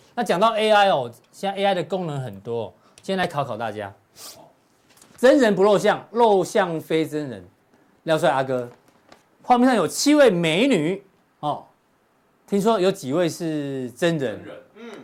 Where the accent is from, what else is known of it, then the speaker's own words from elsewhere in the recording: Pingzhen, Taoyuan, Taiwan; 我们老家在平镇